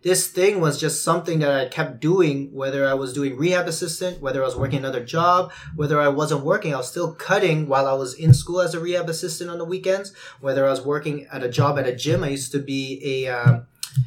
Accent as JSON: {"language": "English", "town": "Winnipeg", "region": "Manitoba", "country": "Canada", "tie": "born or raised there", "said": "growing up in the West End"}